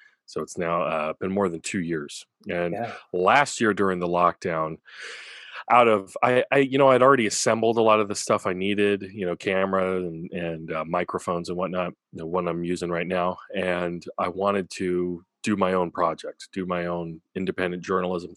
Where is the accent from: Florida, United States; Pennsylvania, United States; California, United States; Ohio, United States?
California, United States; Orcutt; also born or lived in Santa Maria, California; I grew up here in Orchid, Santa Maria